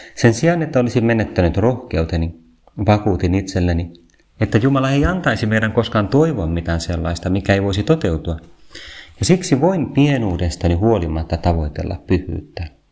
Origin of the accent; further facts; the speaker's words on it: Vantaa, Uusimaa, Finland; Minä olen ylpeästi Vantaalta